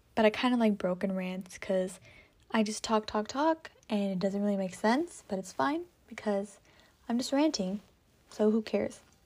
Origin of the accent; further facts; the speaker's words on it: California, United States; I am from California. sunny California.